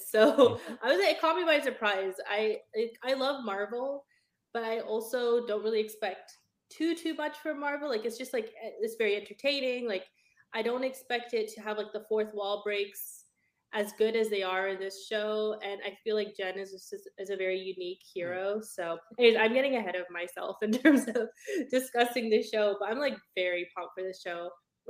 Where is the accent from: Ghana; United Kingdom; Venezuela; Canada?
Canada; So I'm a Canadian lawyer. We don't have district attorneys, but what I understand is that district DA offices prosecute like criminals on behalf of the district. In Canada, our version of that is basically called a crown attorney